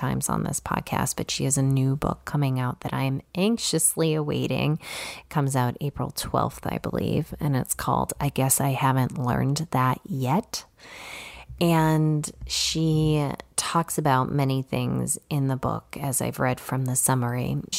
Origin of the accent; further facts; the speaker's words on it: Chicago, Illinois, United States; You know, I grew up in the city. I grew up in Chicago, so I was not a paddleboarder.